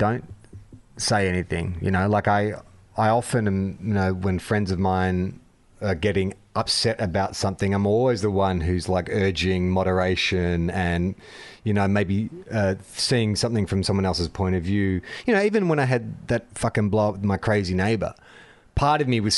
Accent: Australia; as an Australian

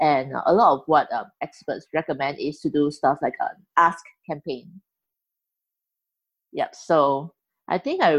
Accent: Singapore; I'm from Singapore. I'm a Chinese Singaporean

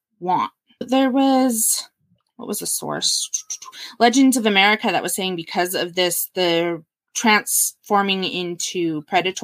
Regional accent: Utah, United States; growing up in Utah

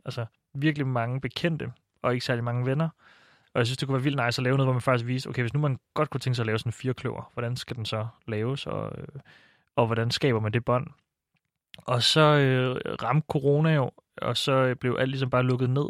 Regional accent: Silkeborg, Central Denmark Region, Denmark; moved away as an adult; now in Copenhagen, Denmark; mit barndomshjem i Silkeborg

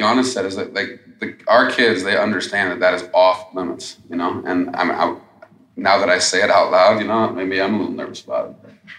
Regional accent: Montana, United States; From my home state of Montana, Senator, Wyoming Senator, Idaho Senator, they fought him.

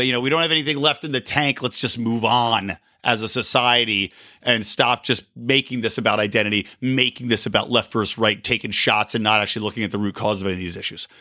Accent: Philadelphia, Pennsylvania, United States; now in West Coast, United States; I'm from Philadelphia

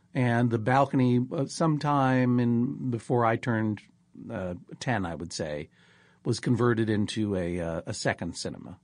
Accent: Brookline, Massachusetts, United States; I'm from Brookline, Massachusetts

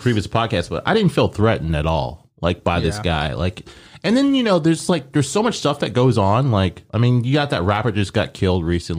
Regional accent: Omaha, Nebraska, United States; now in Memphis, United States

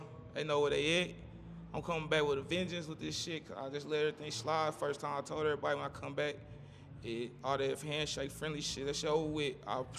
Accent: St. Louis, Missouri, United States; Y'all always from New York, I'm from St. Louis, and we locked in, barely know each other.

